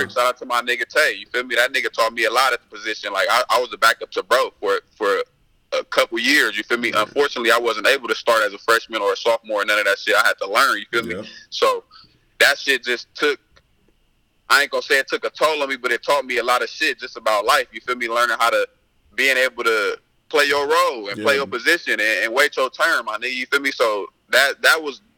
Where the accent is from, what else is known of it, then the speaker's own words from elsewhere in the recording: Westmont, California, United States; I grew up in Westmont